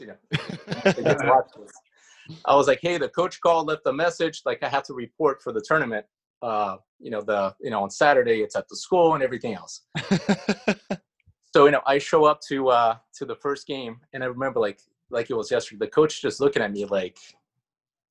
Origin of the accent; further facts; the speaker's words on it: Curitiba, Paraná, Brazil; English is a second language; moved away as an adult; also born or lived in Florida / California; now in United States; I'm from Brazil. I'm from Curitiba, which is in the very south part of Brazil